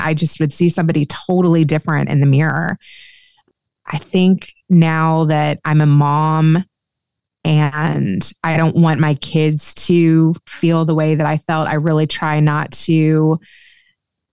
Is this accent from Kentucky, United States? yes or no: yes; Kentucky, United States; moved away as an adult; also born or lived in Los Angeles, United States; I grew up Jewish in Kentucky